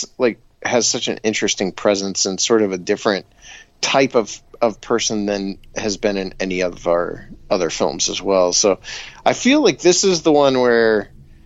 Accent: Bolivar, Ohio, United States; I grew up in Bolivar

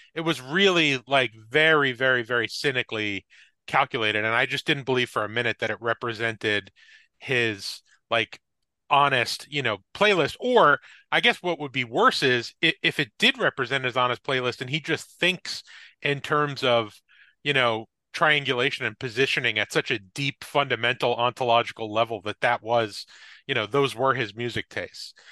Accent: Wayne, New Jersey, United States; from my hometown of Wayne, New Jersey, where I was, uh, grew up

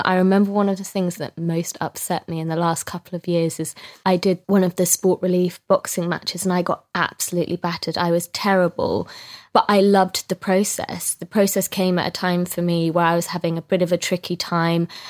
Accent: Scotland, United Kingdom; I'm Scottish

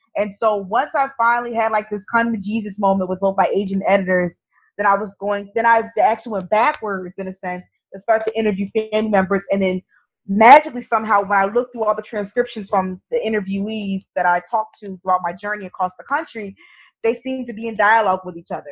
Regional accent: New Jersey, United States; now in New York, United States; growing up in New Jersey

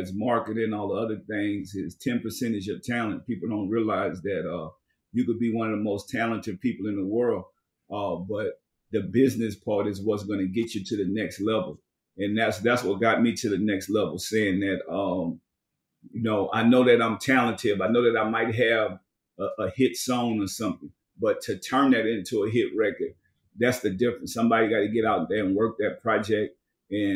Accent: New Orleans, Louisiana, United States; moved away; also born or lived in Richmond, California; I'm originally from New Orleans, and I moved to Richmond, California.

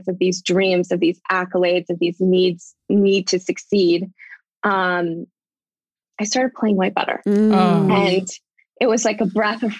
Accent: Southern California, United States; I grew up in Southern California

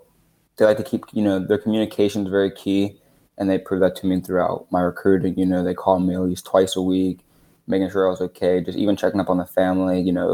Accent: Philadelphia, Pennsylvania, United States; I'm kids from Philadelphia, so.

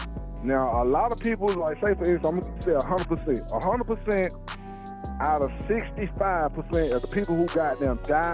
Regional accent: Atlanta, Georgia, United States; I am actually from Atlanta.

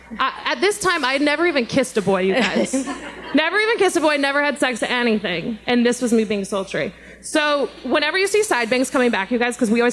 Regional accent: Colorado, United States; even though I'm from Colorado

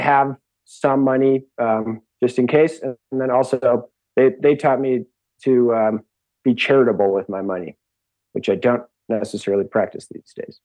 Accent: Seattle, Washington, United States; I grew up in Seattle

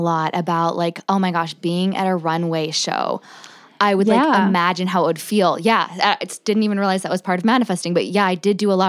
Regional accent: New Jersey, United States; So I grew up in South Jersey, right outside Philly.

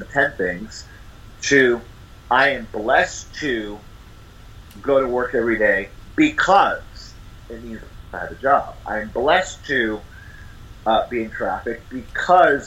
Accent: San Juan, Puerto Rico; moved away as an adult; also born or lived in New York City / Boston, Massachusetts; My family moved to Puerto Rico when I was a year old, so I grew up in San Juan, Puerto Rico. I'm originally from New York City

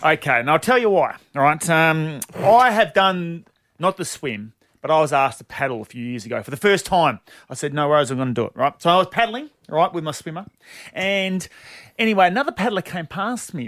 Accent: Bassendean, Western Australia, Australia; growing up in Bassendean, our family, huge Swan District supporters

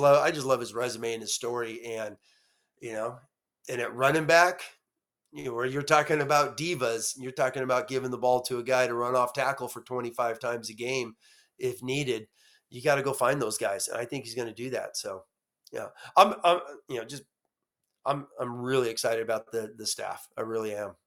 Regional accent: Los Angeles, California, United States; I'm from, you know, born and raised in Los Angeles

